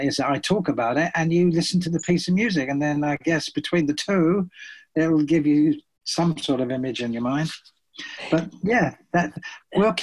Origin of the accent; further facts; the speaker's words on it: Brighton, South East England, United Kingdom; my hometown of Brighton